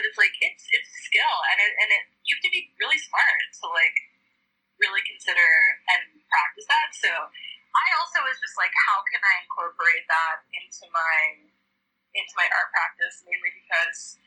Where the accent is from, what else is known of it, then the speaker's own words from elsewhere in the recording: Prince Albert, Saskatchewan, Canada; moved away as an adult; now in Vancouver, Canada; I grew up in Prince Albert, Saskatchewan, which is like the most northern city